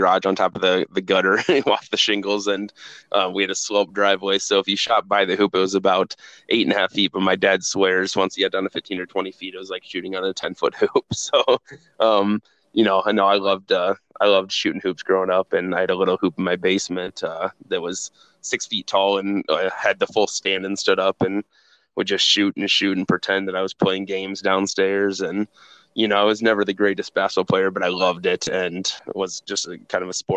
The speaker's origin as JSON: {"language": "English", "town": "Waterloo", "region": "Iowa", "country": "United States", "tie": "born or raised there", "said": "I grew up in Waterloo"}